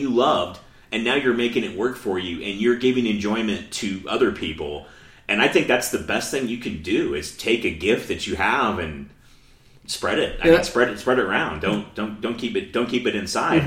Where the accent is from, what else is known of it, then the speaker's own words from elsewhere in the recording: the South, United States; now in Colorado, United States; I'm from the South